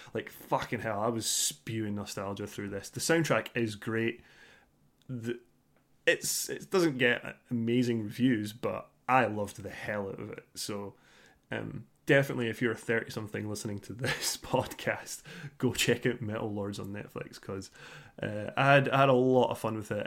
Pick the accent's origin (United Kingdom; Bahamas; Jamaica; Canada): United Kingdom; Scotland; being Scottish